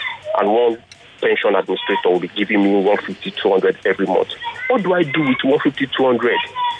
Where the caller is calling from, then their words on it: Ikorodu, Lagos, Nigeria; I'm calling from Ikorodu.